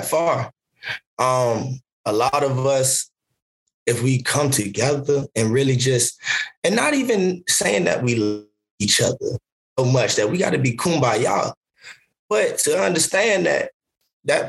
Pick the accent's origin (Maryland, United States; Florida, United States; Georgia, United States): Georgia, United States; Savannah; I'm from Savannah, Georgia.